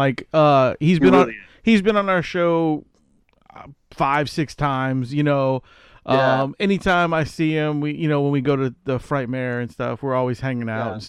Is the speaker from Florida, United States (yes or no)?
no; New Orleans, Louisiana, United States; I'm from New Orleans. I'm down here in New Orleans